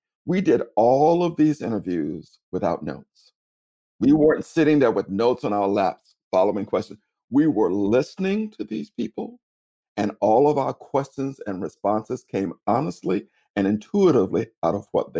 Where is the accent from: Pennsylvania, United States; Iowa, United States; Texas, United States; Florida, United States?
Florida, United States; Tallahassee; now in New York City, United States; I'm originally from Tallahassee, Florida." They go, "I knew you were from the South," or "You sound like a relative of mine," right? Because I am Southern. Although I live in New York City, I remain a deeply Southern person in so many ways.